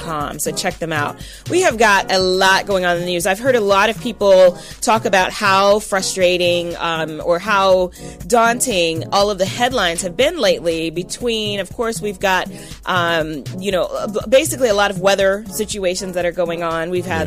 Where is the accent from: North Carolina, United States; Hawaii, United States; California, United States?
California, United States; moved away; I was born and raised in California.